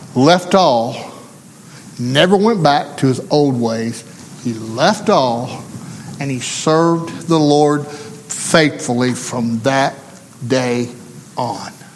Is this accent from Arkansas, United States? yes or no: yes; Arkansas, United States; didn't matter to him that I come from Arkansas. Didn't matter that I come from the country